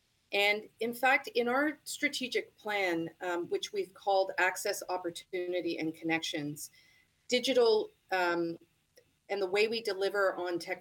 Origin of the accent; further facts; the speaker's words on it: Toronto, Ontario, Canada; I'm born and raised in Toronto